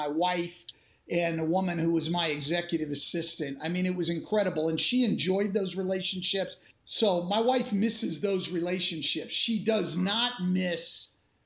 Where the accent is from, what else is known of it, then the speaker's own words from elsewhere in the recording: California, United States; I grew up in California